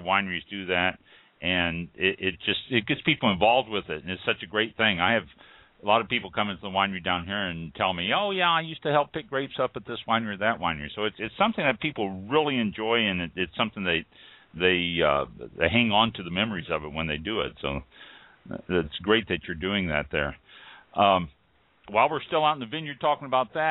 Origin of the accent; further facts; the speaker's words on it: North Kansas City, Missouri, United States; I grew up in North Kansas City there